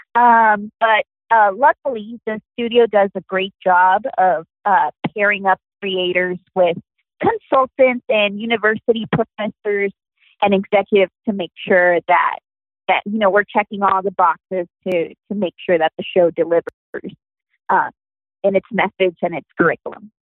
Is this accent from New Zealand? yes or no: no; Puerto Rico; having been born and raised in Puerto Rico